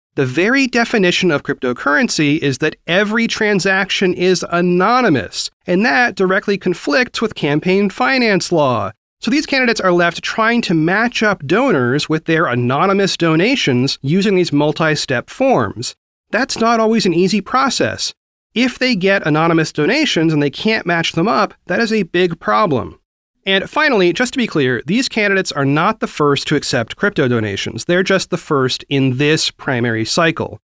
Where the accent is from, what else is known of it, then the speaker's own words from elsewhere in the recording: Oregon, United States; Oregon, my home state